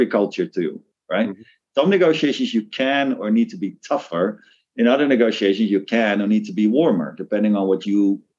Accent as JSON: {"language": "English", "country": "Netherlands", "tie": "born or raised there", "also_born_or_lived": "Hong Kong", "moved": "as an adult", "lives_now": "Tokyo, Japan", "said": "the town I grew up in the Netherlands."}